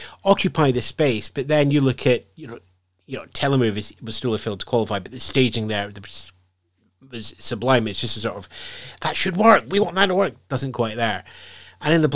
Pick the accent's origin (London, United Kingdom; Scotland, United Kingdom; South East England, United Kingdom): Scotland, United Kingdom; I'm Scottish